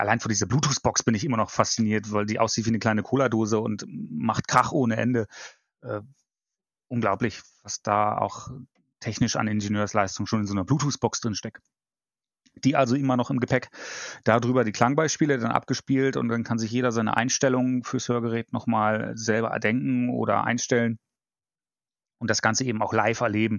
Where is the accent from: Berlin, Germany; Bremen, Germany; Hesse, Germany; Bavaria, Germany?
Bremen, Germany; Bremerhaven; moved away as an adult; also born or lived in Baden-Württemberg / Frankfurt; now in Düsseldorf, Germany; komme gebürtig aus Norddeutschland, dem wunderbaren Bremerhaven. Bin dort auch aufgewachsen